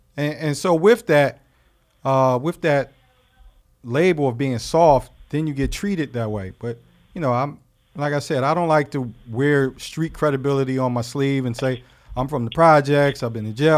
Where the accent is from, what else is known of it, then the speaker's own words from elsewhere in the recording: Philadelphia, Pennsylvania, United States; I'm from Philadelphia, Pennsylvania